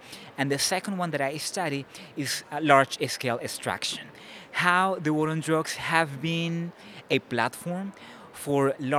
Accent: Colombia; also born or lived in Florida; I'm from Colombia.

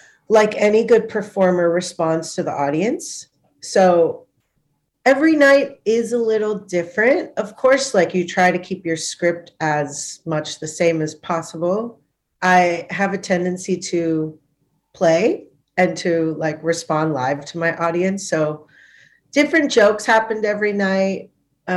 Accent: Thailand; also born or lived in Punjab; now in Melbourne, Australia; My family's Punjabi, but I grew up in Thailand

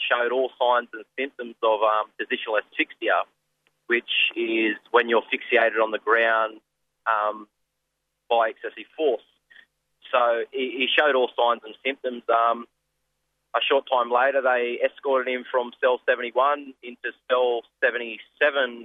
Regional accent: Kempsey, New South Wales, Australia; I'm from Kempsey, Dungutty land

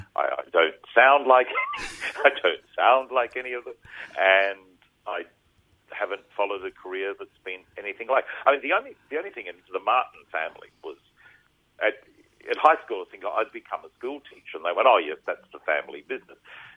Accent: Rockhampton, Queensland, Australia; We came down from Rocky during when we used to have holidays in August.

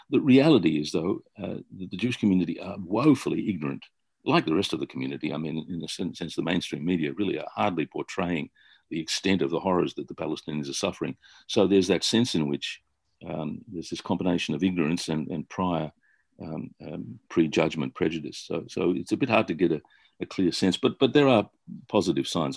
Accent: Australia; I grew up in Australia

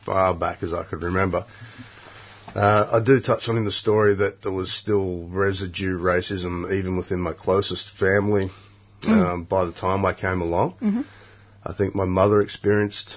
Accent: Port Macquarie, New South Wales, Australia; also born or lived in Rollands Plains; I'm from Port Macquarie, but actually we're on Biripi, and I think we come from up around Rollins Plains

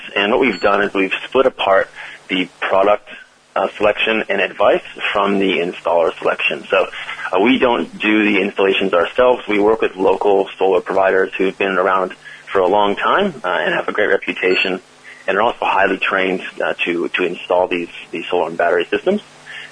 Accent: California, United States; accent: American; moved away as an adult; now in Australia; My American accent comes from California, mm-hmm. Where I spent the better part of 6 years

